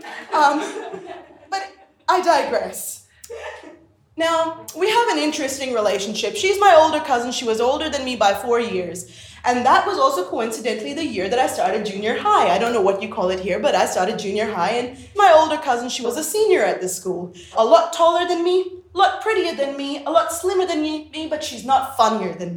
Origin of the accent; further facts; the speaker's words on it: Pakistan; growing up in the Islamic Republic of Pakistan